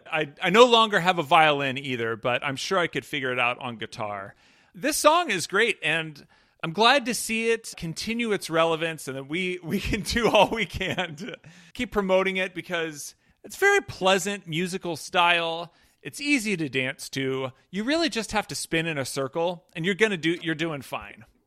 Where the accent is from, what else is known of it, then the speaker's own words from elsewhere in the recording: Pennsylvania, United States; I'm from Pennsylvania and am part Polish